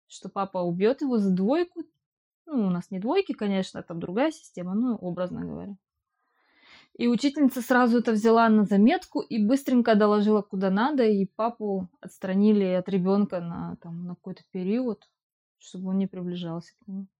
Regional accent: Ukraine; moved away

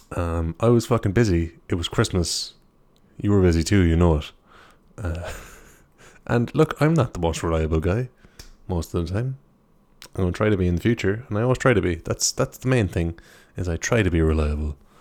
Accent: Ireland; I'm an Irish guy

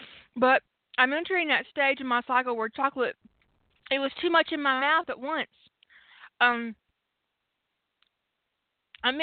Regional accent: Canada; I'm from Canada, and this shit happens in my family.

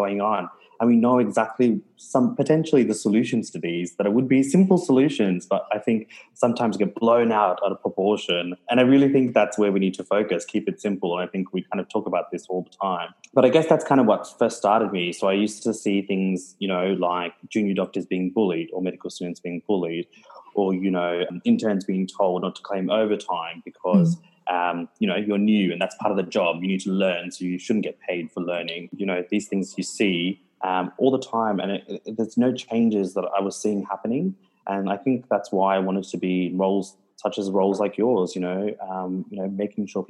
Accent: Melbourne, Victoria, Australia; moved away as an adult; also born or lived in Gold Coast, Australia; now in Townsville, Australia; I grew up in Melbourne.

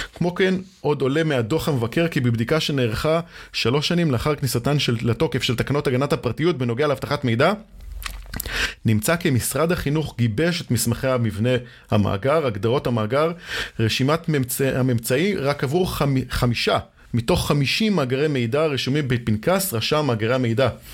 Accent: Israel; אצלנו בישראל

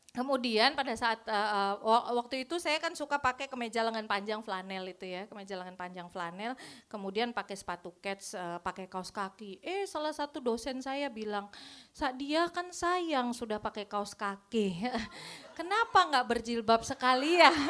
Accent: Pekalongan, Central Java, Indonesia; Uh, saya asal Pekalongan, kuliah saya di Solo

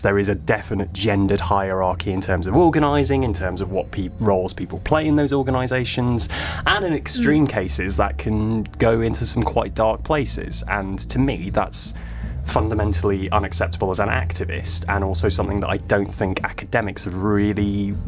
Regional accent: Manchester, North West England, United Kingdom; also born or lived in Cambridge; So I am originally from Manchester. I actually grew up here. I spent quite a lot of time away for my studies.

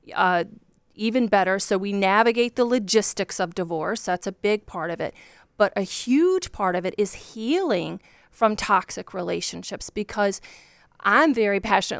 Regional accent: Virginia, United States; born or raised there

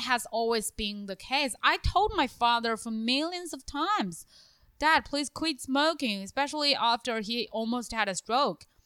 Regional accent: China; moved away; my hometown city, or the capital city of my hometown province

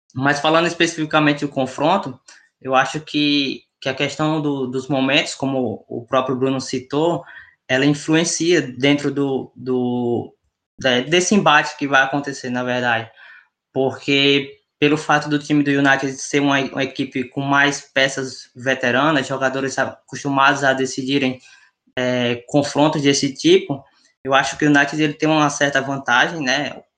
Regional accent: Northeast Region, Brazil; accent: nordestino; meu sotaque nordestino

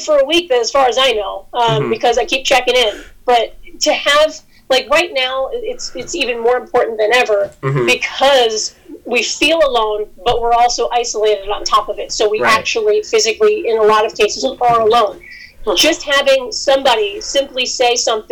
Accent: Albany, New York, United States; moved away as an adult; also born or lived in Boston, Massachusetts; I started in my hometown, Albany, New York

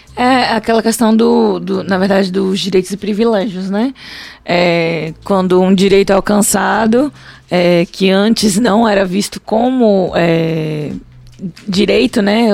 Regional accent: Brazil; eu sou brasileira

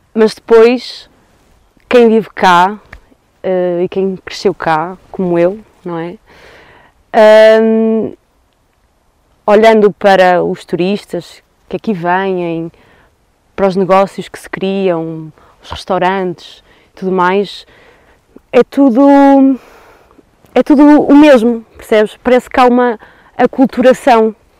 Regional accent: Douro, Norte, Portugal; eu sou do Douro, eu nasci aqui

